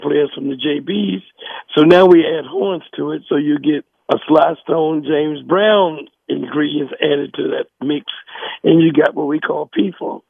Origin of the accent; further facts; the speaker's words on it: New Jersey, United States; also born or lived in North Carolina; I was born in North Carolina, but I was raised in New Jersey.